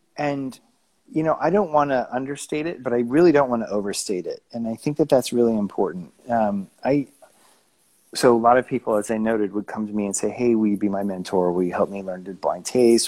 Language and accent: English; Tucson, Arizona, United States; moved away as an adult; also born or lived in upstate New York / Los Angeles / Flagstaff / Aspen; I grew up in Tucson, Arizona, by the Mexican border